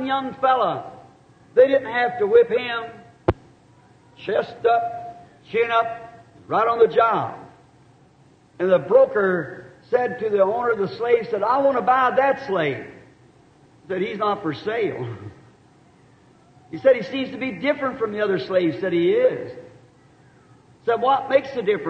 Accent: the South, United States; I'm a Southerner.

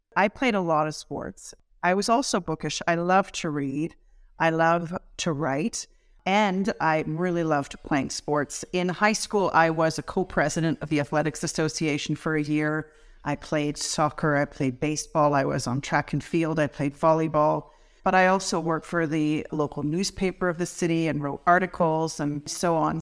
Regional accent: Welland, Ontario, Canada; I grew up in a rural area of Welland

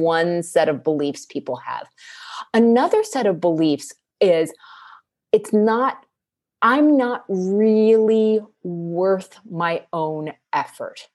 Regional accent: East Coast, United States; now in West Coast, United States; I grew up on the East Coast and now I live on the West Coast

